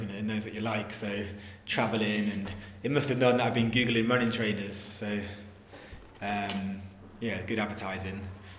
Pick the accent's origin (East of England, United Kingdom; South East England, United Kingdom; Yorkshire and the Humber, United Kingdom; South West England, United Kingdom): Yorkshire and the Humber, United Kingdom; now in Bristol, United Kingdom; So I live in Bristol. I'm from Yorkshire originally. Been in Bristol six years.